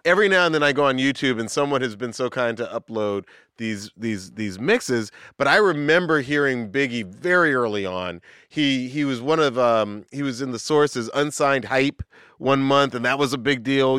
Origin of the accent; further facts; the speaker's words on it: Atlanta, Georgia, United States; I grew up in the South. I grew up in Atlanta